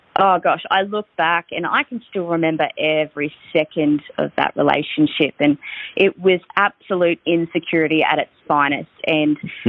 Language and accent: English; Victoria, Australia; I'm from Victoria